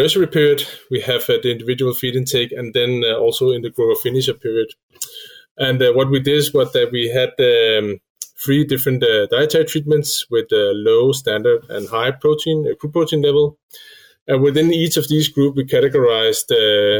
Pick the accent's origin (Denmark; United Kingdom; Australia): Denmark; also born or lived in Switzerland; I come from Denmark